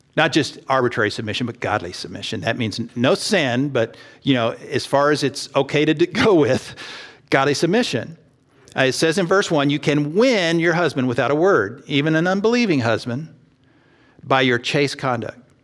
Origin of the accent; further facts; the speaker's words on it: Texas, United States; I grew up in Texas